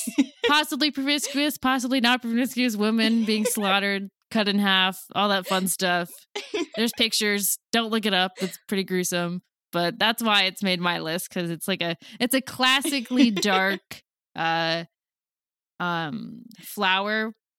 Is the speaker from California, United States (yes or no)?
yes; San Diego, California, United States; I grew up in San Diego.